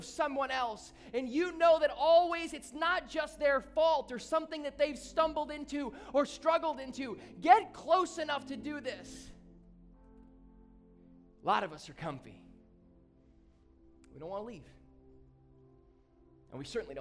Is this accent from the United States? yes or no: yes; Southeast Michigan, United States; moved away as an adult; now in South Florida, United States; when I grew up in Southeast Michigan